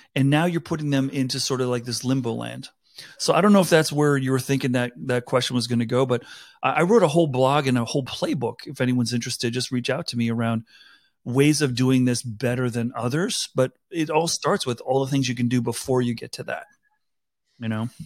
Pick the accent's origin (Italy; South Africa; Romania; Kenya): South Africa; now in United States; I grew up in South Africa.